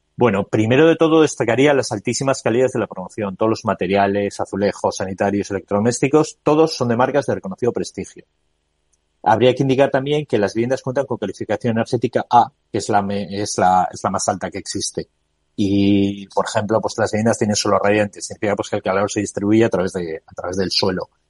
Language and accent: Spanish; Bilbao, Basque Country, Spain; soy de Bilbao